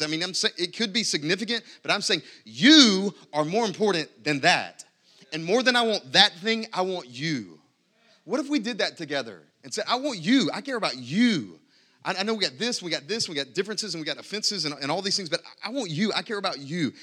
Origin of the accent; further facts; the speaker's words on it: United States; I'm happy to be an American. I'm glad to be an American.